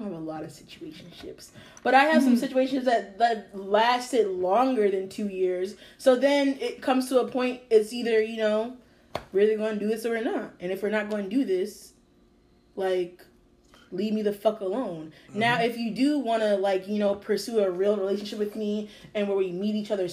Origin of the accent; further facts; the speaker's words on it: Bridgewater, New Jersey, United States; I'm from Bridgewater